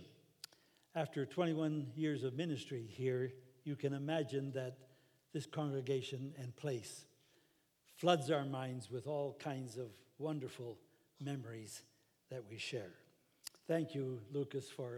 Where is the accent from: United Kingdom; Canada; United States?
Canada; Saskatoon, Saskatchewan; now in Toronto, Canada; Saskatoon, Saskatchewan, which happened to be my hometown.